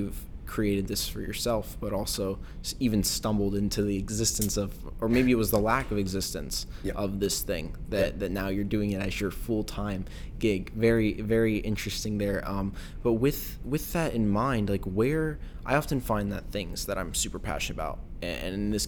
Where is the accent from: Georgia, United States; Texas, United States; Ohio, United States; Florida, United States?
Ohio, United States; Columbus; moved away as an adult; now in Arizona, United States; I live in Arizona for most of the year now. I'm from the Midwest, Columbus, Ohio